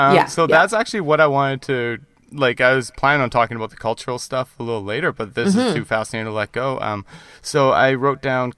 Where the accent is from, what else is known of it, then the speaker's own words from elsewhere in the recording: Canada; I grew up in Canada too.